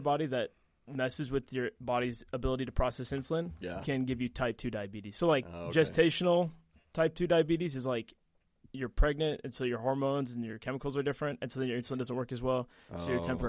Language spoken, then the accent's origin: English; Texas, United States; also born or lived in Wisconsin; So that's where I was born in Texas, went to high school in Texas. So I say I'm from Texas.